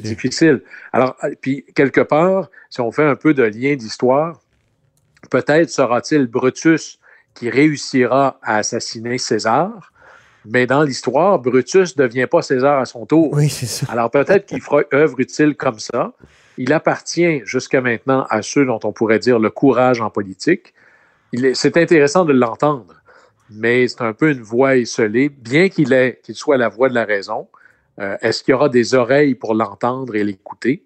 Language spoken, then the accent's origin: French; Quebec, Canada; Chez nous, au Québec